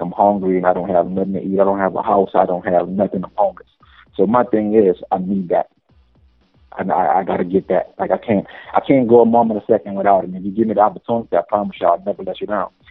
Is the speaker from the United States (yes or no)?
yes; New Orleans, Louisiana, United States; moved away as an adult; I come from the bottom of the map. I come from New Orleans